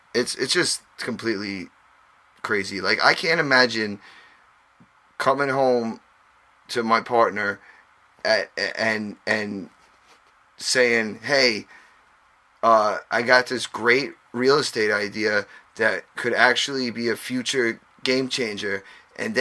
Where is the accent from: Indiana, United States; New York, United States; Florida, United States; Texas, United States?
New York, United States; we tend to talk a little quick because we're from New York